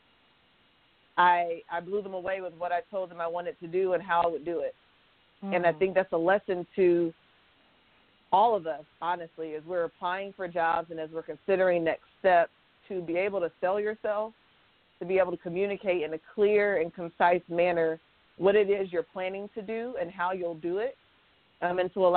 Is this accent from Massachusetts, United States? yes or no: no; Atlanta, Georgia, United States; moved away as an adult; also born or lived in Orlando, Florida / Kansas; I'm from Atlanta, Georgia, and I was living in Orlando, Florida, and family's on the East Coast